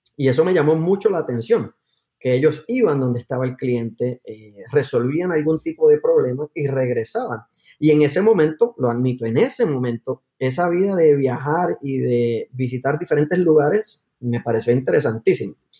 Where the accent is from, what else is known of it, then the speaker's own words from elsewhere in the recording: Aguadilla, Puerto Rico; moved away as an adult; also born or lived in Palo Alto, California; soy de Puerto Rico, de un pueblo que se llama Aguadilla, en, el oeste de la isla. y llegué a Estados Unidos luego de high school